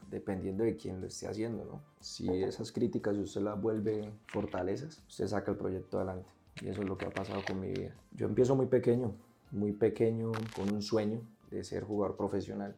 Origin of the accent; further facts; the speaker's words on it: Bucaramanga, Santander, Colombia; Entonces llego al barrio, en Cañaveral, me crié toda la vida en Cañaveral